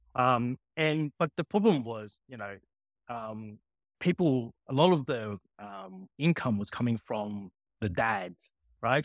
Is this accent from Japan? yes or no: no; Sydney, New South Wales, Australia; also born or lived in Hong Kong; I grew up in Sydney